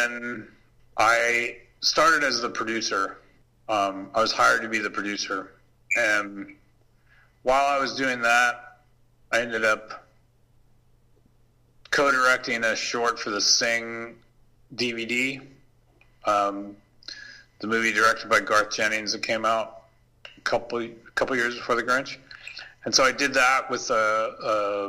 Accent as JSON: {"language": "English", "country": "Canada", "tie": "born or raised there", "also_born_or_lived": "Paris", "moved": "as an adult", "said": "for years growing up in Canada, I was like, I learned French."}